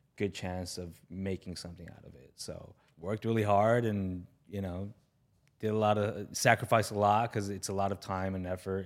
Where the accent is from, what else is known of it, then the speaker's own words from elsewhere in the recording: Los Angeles, California, United States; I grew up in the San Fernando Valley, which is, you know, behind these, these mountains here